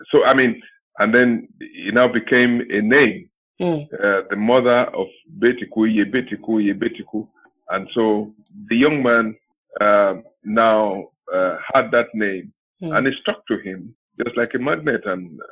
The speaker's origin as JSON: {"language": "English", "region": "Ondo", "country": "Nigeria", "tie": "born or raised there", "said": "I started from St. Mary's Primary School, somewhere in town, Ondo Town"}